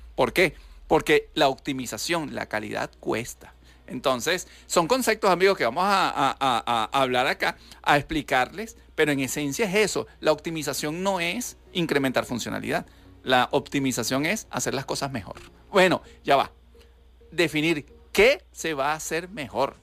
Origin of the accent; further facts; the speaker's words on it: Venezuela; yo soy el único venezolano